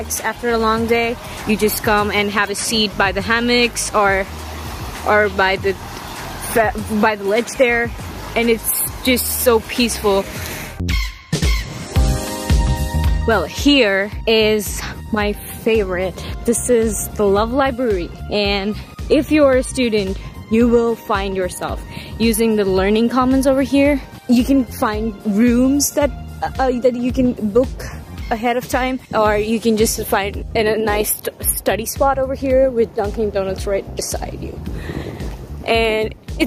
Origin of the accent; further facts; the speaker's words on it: India; moved away as an adult; now in Nebraska, United States; I'm from India